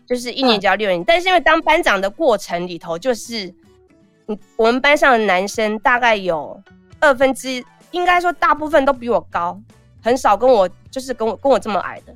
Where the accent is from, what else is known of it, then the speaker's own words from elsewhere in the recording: Taixi, Yunlin County, Taiwan; 我是出生在所谓的黑道的故乡，就台西